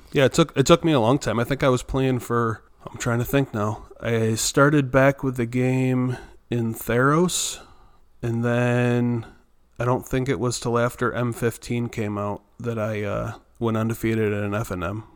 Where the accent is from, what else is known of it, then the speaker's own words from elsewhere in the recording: Myrtle Beach, South Carolina, United States; I was from Myrtle Beach, South Carolina.